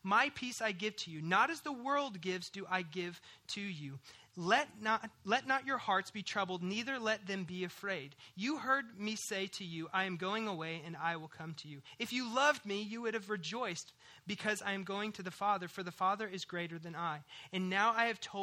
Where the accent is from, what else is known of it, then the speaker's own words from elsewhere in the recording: Missouri, United States; moved away; I grew up in Missouri, and so fog's a pretty common thing there